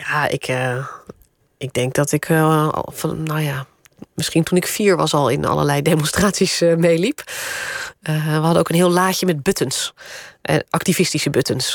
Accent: Randstad, Netherlands; also born or lived in Groningen; Het was overigens niet in Groningen hoor, daar ben ik al geboren, maar dat, daar heb ik maar een paar jaar gewoond. Dus dat was eh, later in het leven in, het, in de Randstad.

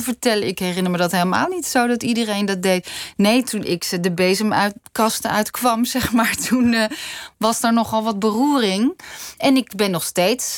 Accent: Noordwijk, South Holland, Netherlands; Ik ben in Noordwijk opgegroeid

